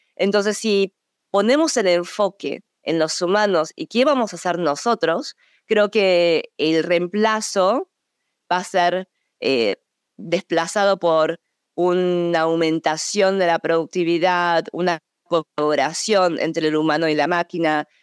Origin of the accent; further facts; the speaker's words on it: Buenos Aires, Argentina; moved away as an adult; also born or lived in Seoul, South Korea / United States; a los seis años me fui a Argentina, en donde crecí de los seis años a los 18 años, eh, fui a una escuela muy local, el Colegio Nacional de Buenos Aires